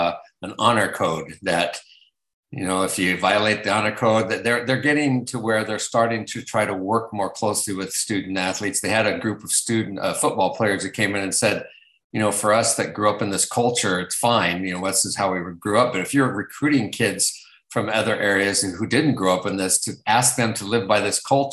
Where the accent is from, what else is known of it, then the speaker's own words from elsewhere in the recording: West Coast, United States; I'm originally from the West Coast, so it was the Pac-10 at the time